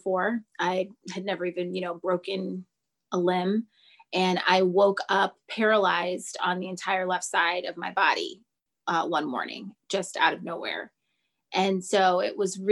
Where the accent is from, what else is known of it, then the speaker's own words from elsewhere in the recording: Los Angeles, California, United States; I am from Los Angeles, California